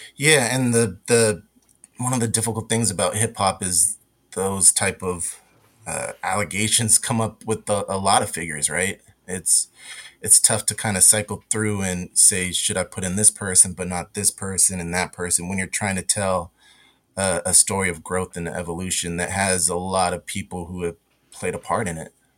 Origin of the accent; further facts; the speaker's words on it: West Coast, United States; I grew up on the West Coast